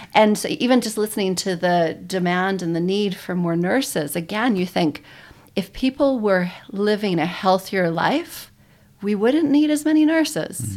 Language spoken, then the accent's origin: English; Toronto, Ontario, Canada; moved away as an adult; also born or lived in Calgary, Canada; now in New Zealand; originally from Toronto, Canada. I grew up there